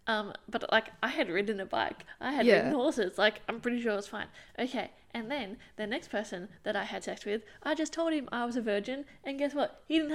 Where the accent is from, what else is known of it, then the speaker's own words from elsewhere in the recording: Scotland, United Kingdom; Well, I'm Scottish, so whatever that is.